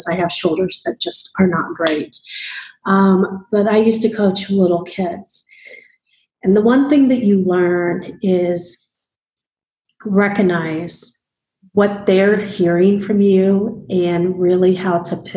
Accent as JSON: {"language": "English", "region": "Midwest", "country": "United States", "said": "I come from the Midwest"}